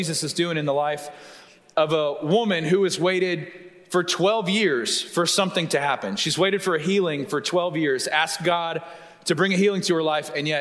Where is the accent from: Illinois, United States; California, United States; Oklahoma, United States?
Oklahoma, United States; Tulsa; now in Texas, United States; I'm from Tulsa